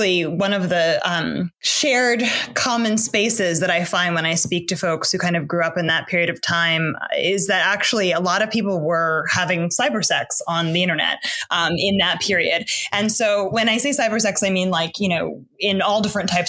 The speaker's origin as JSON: {"language": "English", "town": "New York City", "region": "New York", "country": "United States", "tie": "born or raised there", "said": "I was like a queer Black kid growing up in the East Village. I grew up on St. Mark's Place"}